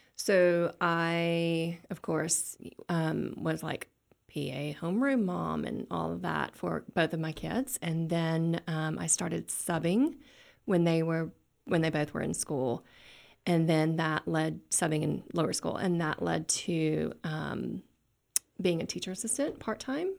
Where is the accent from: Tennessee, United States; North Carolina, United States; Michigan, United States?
Tennessee, United States; West; moved away; also born or lived in Little Rock, Arkansas; I s, grew up in Tennessee